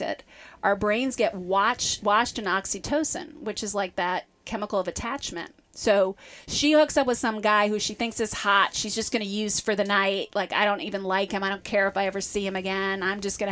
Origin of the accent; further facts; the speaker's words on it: Midwest, United States; I come from the Midwest, like a long Midwestern